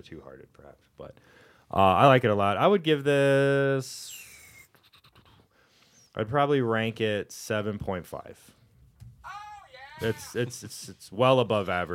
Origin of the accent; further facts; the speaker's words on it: Texas, United States; I'm from Texas